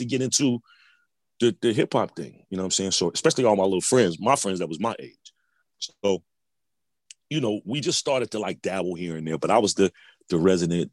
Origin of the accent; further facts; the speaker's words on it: Chicago, Illinois, United States; moved away; Originally from Chicago, South Side